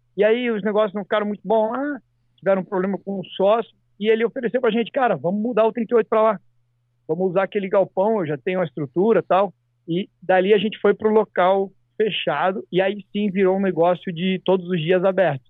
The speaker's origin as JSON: {"language": "Portuguese", "region": "Santa Catarina", "country": "Brazil", "moved": "yes", "lives_now": "United States", "said": "lá no meu estado, Santa Catarina"}